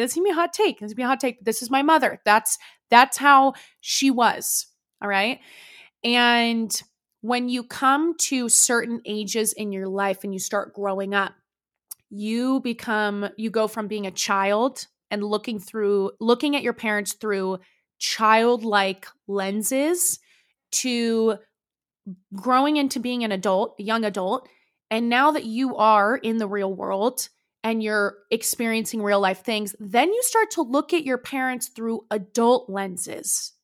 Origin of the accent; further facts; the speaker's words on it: Danville, California, United States; Danville, California is where I was, like, raised